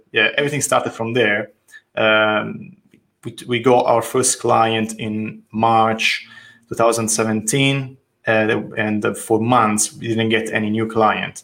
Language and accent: English; Tuscany, Italy; accent: Italian; English is a second language; moved away as an adult; now in London, United Kingdom; I'm from Italy, as you can judge from my name and my accent, and um, from Tuscany, more precisely. I moved to London in, in 2013.